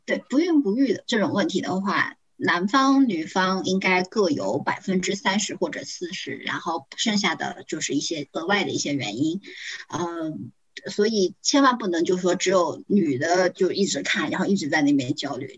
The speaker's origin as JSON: {"language": "Chinese", "region": "Zhejiang", "country": "China", "said": "我是浙江人"}